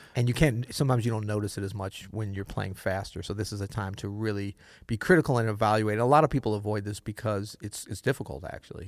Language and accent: English; Florida, United States; Florida, what you know about Florida? My home state